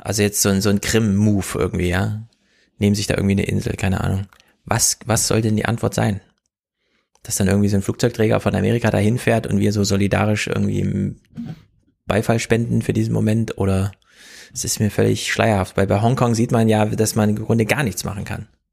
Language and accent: German; Germany; wir in Deutschland